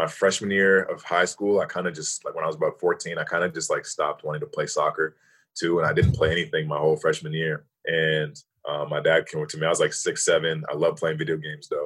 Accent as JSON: {"language": "English", "town": "Toronto", "region": "Ontario", "country": "Canada", "said": "I'm from Toronto"}